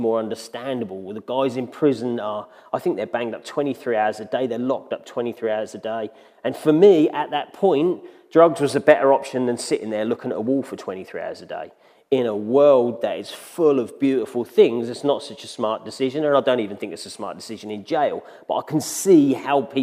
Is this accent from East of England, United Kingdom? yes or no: yes; Ipswich, East of England, United Kingdom; moved away as an adult; now in Ingatestone, United Kingdom; I was born in Ipswich into a strong Christian family